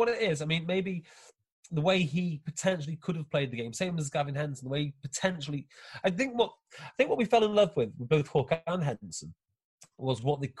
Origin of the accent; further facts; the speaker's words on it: Wales, United Kingdom; most of my notes are Welsh-based because, obviously, I watch this as a Welshman.